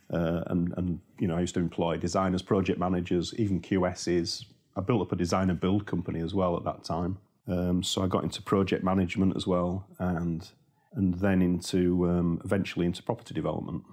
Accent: Yorkshire and the Humber, United Kingdom; accent: Yorkshire; I'm from Yorkshire

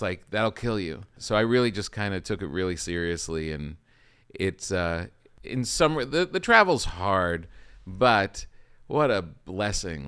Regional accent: New Jersey, United States; I grew up in New Jersey

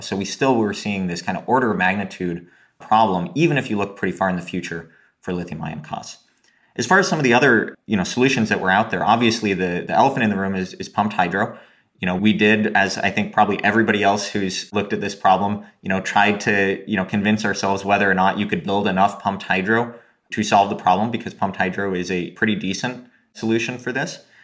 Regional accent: Oregon, United States; when I was growing up in Oregon

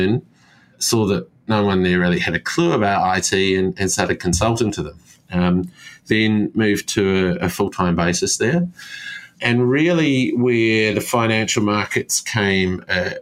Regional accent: New Zealand; accent: Kiwi; moved away as an adult; also born or lived in Christchurch, New Zealand / Sydney, Australia; now in Cyprus; I was actually born in Christchurch, New Zealand

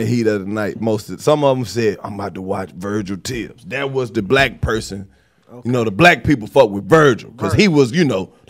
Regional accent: the South, United States; Now, see, I'm from the South where I said racism was prevalent.

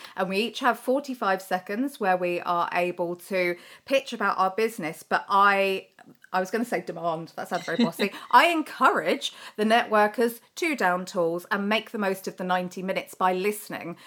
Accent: United Kingdom; we're terribly British

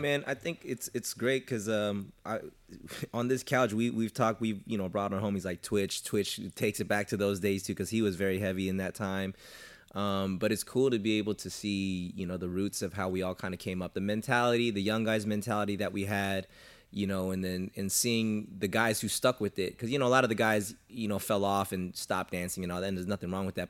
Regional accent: Southern California, United States; I'm from SoCal

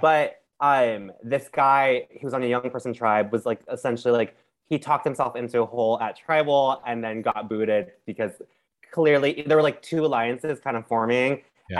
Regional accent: Anaheim, California, United States; now in New York, United States; i like grew up in like um Anaheim area

